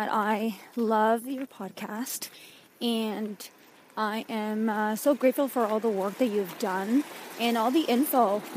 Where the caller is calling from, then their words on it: Toronto, Ontario, Canada; I am calling from Toronto, Canada